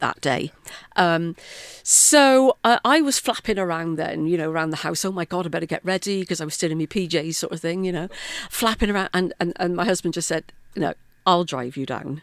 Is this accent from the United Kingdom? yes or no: yes; Bristol, South West England, United Kingdom; moved away as an adult; also born or lived in South Wales; now in Wales, United Kingdom; born and brought up in Bristol, um, and then came to South Wales uh, in the late eighties for work.